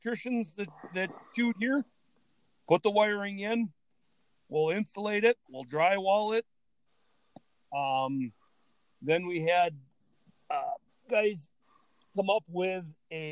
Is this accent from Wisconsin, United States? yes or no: yes; Ettrick, Wisconsin, United States; growing up in Ettrick